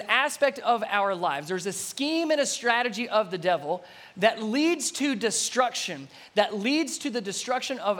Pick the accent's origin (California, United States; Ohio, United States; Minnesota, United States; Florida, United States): Ohio, United States; Cincinnati; moved away; I'm originally from Cincinnati, Ohio